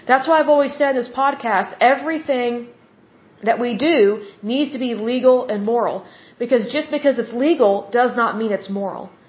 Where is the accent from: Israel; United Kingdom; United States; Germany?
United States; Oklahoma; I love my home state of Oklahoma